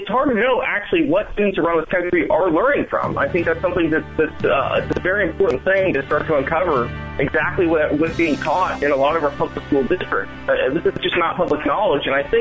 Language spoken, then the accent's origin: English; San Francisco Bay Area, California, United States; I grew up in the San Francisco Bay Area